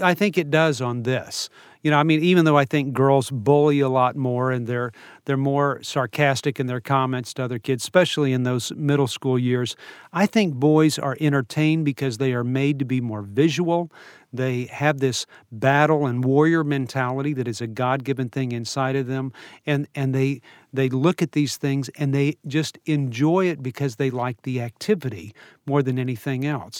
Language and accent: English; New Orleans, Louisiana, United States; I grew up in New Orleans